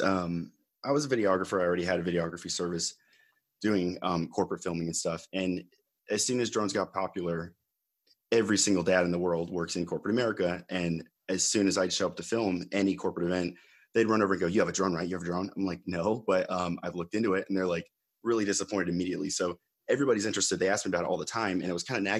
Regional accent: Phoenix, Arizona, United States; also born or lived in Los Angeles; that's my hometown

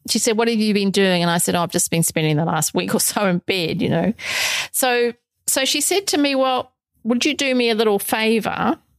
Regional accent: New Zealand; moved away as an adult; also born or lived in England / Middle East / South Africa / Brisbane, Australia; now in Australia; although I'm originally from New Zealand, I haven't lived there since well for forever since I was 22. Because I left New Zealand when I was 22

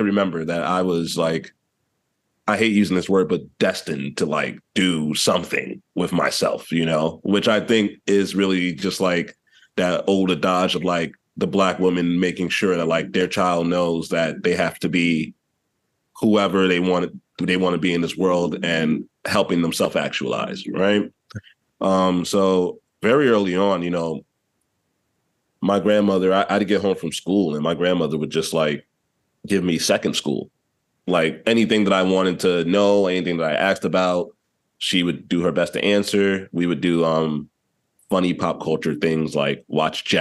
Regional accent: New York City, New York, United States; I was raised, so I'm from East Harlem, originally, also known as Spanish Harlem or El Barrio to some.

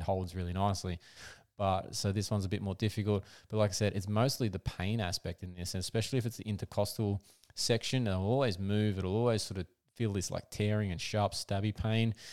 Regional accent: Australia; as an Aussie

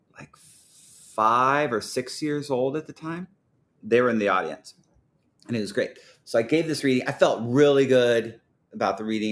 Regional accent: Portland, Oregon, United States; growing up in Portland, I mean, everyone was from here

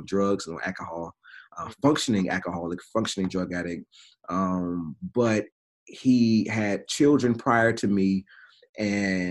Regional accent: Durham, North Carolina, United States; now in Greensboro, United States; I grew up in Durham. Grew up in the south side of Durham

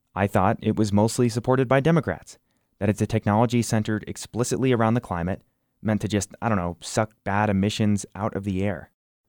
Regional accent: New Jersey, United States; now in Wyoming, United States; I didn't grow up in Wyoming. I grew up in New Jersey, the Garden State, home of the Sopranos.

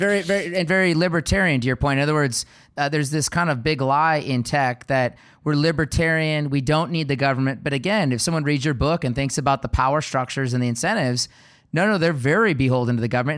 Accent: Seattle, Washington, United States; I was born and raised in Seattle

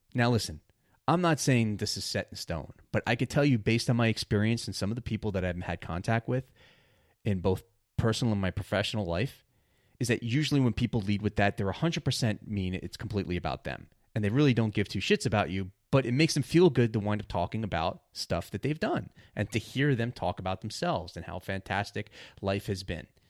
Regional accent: New York, United States; growing up in New York

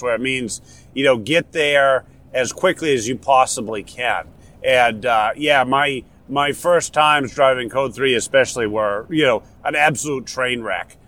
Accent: Warner, New Hampshire, United States; accent: New Hampshire local dialect; moved away; I'm from Warner. Um, Warner is uh, south central part of the state, uh, just uh, a little bit northwest of Concord even though I've lived elsewhere for a long time, Warner will always be home and where I'm from

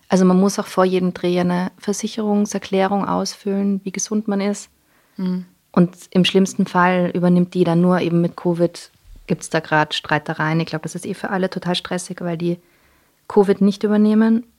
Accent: Vienna, Austria; first language English; dass ich in Wien geboren bin und aufgewachsen

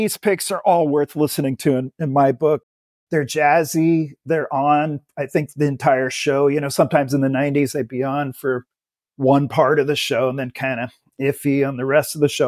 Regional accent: Menlo Park, California, United States; I grew up in Menlo Park, California

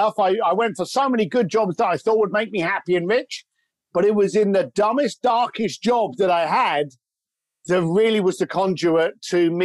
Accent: London, United Kingdom; I grew up in East London

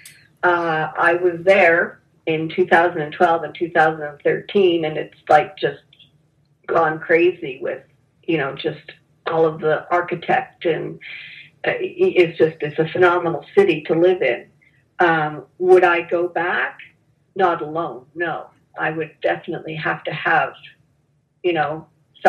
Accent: Canada; moved away as an adult; also born or lived in Toronto, Canada / Dallas, United States; I'm Canadian living in Dallas.

